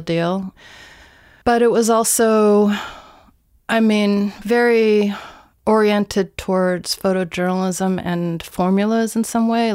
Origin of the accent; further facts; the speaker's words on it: Greenbelt, Maryland, United States; moved away as an adult; also born or lived in Los Angeles, California; I grew up in Greenbelt